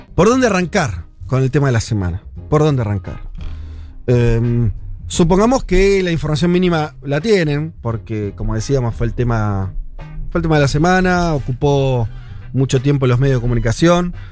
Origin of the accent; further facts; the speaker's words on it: Argentina; nosotros somos argentinos